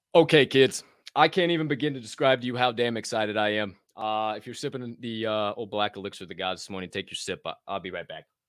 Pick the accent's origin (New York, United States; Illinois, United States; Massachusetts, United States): Illinois, United States; Southern; moved away; I grew up in Southern Illinois